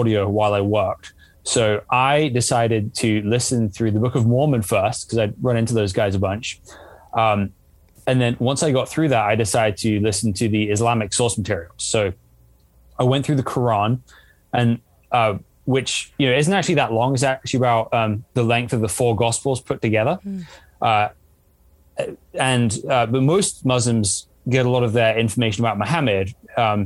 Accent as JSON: {"language": "English", "region": "England", "country": "United Kingdom", "tie": "born or raised there", "said": "I grew up in England, which is a very secular country for the most part."}